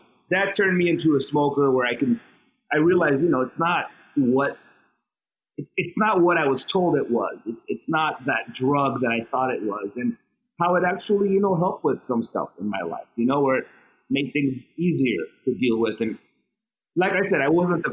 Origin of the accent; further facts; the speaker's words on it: Los Angeles, California, United States; also born or lived in Armenia; I was born in Armenia. I migrated, my family, like about 30 of us, migrated to America when I was 5 years old in 79, and I moved to Hollywood